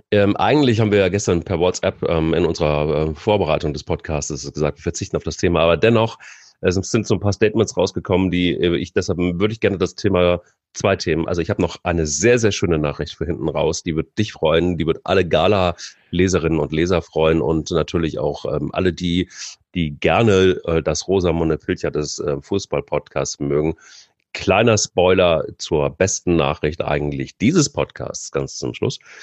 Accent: Hesse, Germany; moved away; also born or lived in Baden-Württemberg; ich bin Hesse

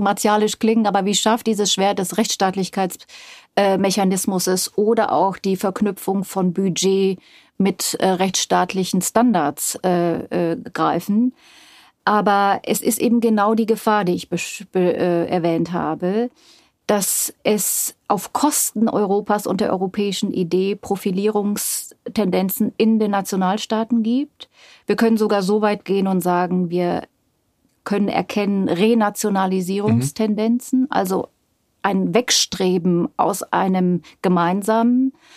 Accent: Bavaria, Germany; also born or lived in Yugoslavia; ich bin in Bayern aufgewachsen

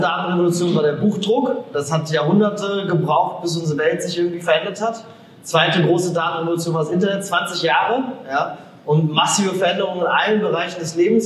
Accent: Germany; als Deutsche, als Europäer

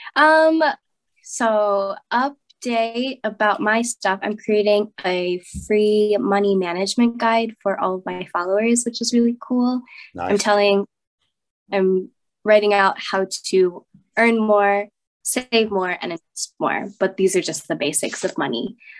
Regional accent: United States; I'm American

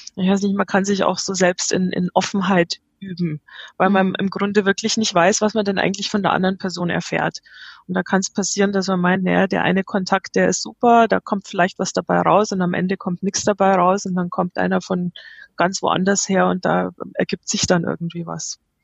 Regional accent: Munich, Bavaria, Germany; moved away; also born or lived in United States; Ich bin gebürtig aus München. Ich habe sehr, sehr viele Jahre in den USA gelebt. Ich bin seit zwei Jahren wieder in Deutschland

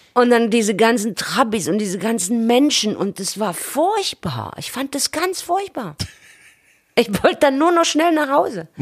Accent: Chemnitz, Saxony, Germany; moved away as an adult; now in Berlin, Germany; hatte sich die Stadt dort, wo ich wohnte, völlig verändert. Mhm äh, ich bin im Viertel groß geworden mit Altbauten

